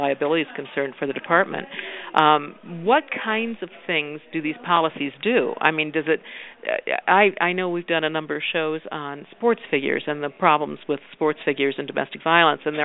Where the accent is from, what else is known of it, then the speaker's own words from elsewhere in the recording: Washington, United States; I'm from Washington State